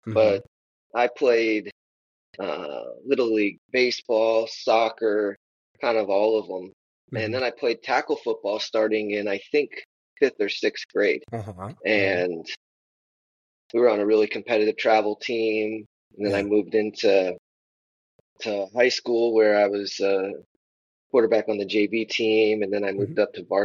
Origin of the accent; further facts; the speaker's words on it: Plantation, Florida, United States; also born or lived in Hollywood, Florida; I'm from South Florida, Broward County. Uh-huh. I was born in Broward General and Hollywood, Florida. Then we moved to a city called Plantation, Florida, which mm-hmm. is in Broward County